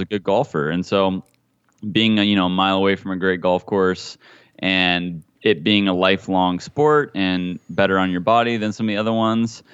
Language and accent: English; Hutchinson, Kansas, United States; now in California, United States; Hutchinson was a great town, man, a great city to grow up